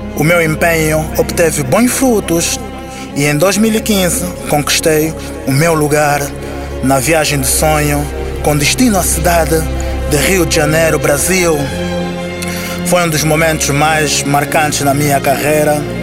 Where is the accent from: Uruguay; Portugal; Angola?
Angola; Luanda, Luanda Province; Nasci no Clambequiache, em Luanda, Angola